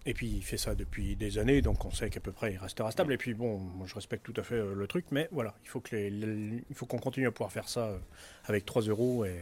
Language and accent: French; Grenoble, Auvergne-Rhône-Alpes, France; moi, je viens de Grenoble